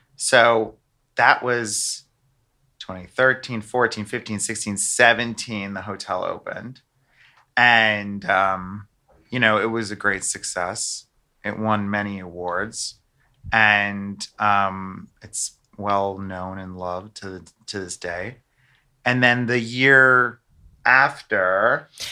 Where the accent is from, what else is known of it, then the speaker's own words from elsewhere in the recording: United States; moved away; I'm American